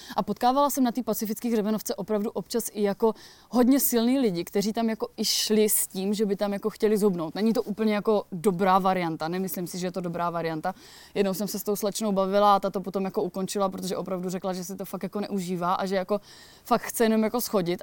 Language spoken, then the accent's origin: Czech; near the Beskids, Moravian-Silesian Region, Czechia; moved away; pocházím kousíček jako od Beskyt